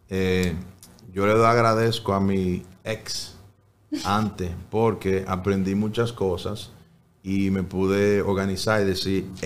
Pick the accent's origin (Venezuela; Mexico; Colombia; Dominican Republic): Dominican Republic; El más bonito fuera cuando nos juntábamos todos a cenar. Eh, no todos los días, pero muy frecuente. Que está todo el tío, el primo, la vecina, el gato, el perro ahí.